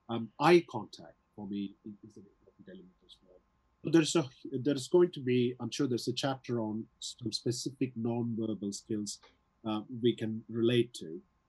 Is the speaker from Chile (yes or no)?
no; South India, India; English is a second language; also born or lived in London; now in Wigan, United Kingdom; my accent is from all over the place, because I did my schooling in South India. Even though I studied in English medium, my teachers were speaking with an Indian accent. Then I moved to London, and then I came up to Wigan.